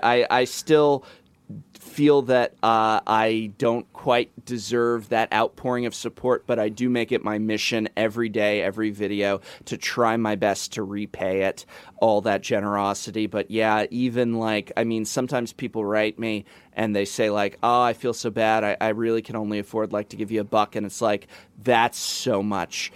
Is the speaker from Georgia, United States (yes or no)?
no; Los Angeles, California, United States; moved away; you guys are in my hometown where I was born and raised